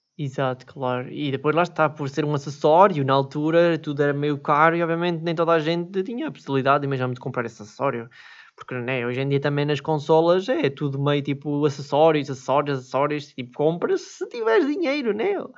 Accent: Switzerland; eu nasci na Suíça

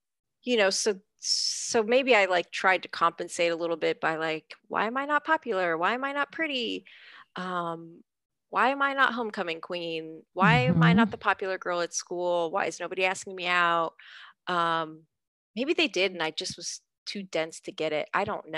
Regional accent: United States; I've lived here my whole life. I'm a citizen. Clearly I was born here. My parents are naturalized citizens.

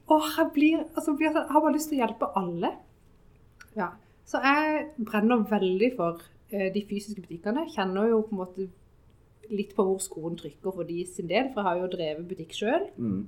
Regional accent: Sørlandet, Southern Norway, Norway; Vi er jo fra Sørlandet

